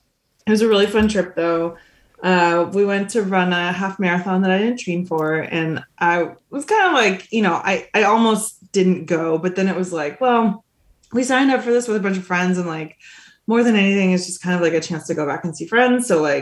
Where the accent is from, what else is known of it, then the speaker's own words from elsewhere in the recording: Montana, United States; Cause I was like coming from Montana. It was like a different scale.